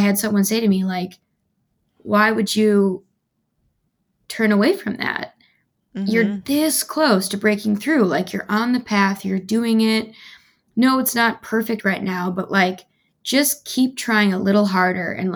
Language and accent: English; Midwest, United States; moved away; I'm from the Midwest